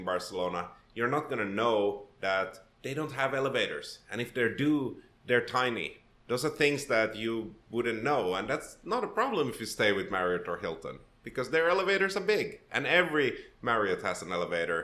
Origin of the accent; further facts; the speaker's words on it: Helsinki, Uusimaa, Finland; first language Swedish; English is a second language; moved away as an adult; also born or lived in Sweden / Gothenburg, Sweden / Poland / Netherlands; now in Toronto, Canada; I was raised in Finland, in Helsinki